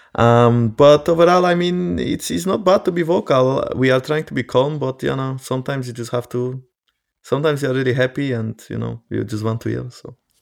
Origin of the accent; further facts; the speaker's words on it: Poland; I'm from Poland as well